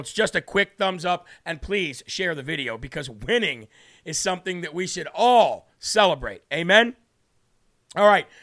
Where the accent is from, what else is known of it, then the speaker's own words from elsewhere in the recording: Illinois, United States; Illinois in the building. That is my home state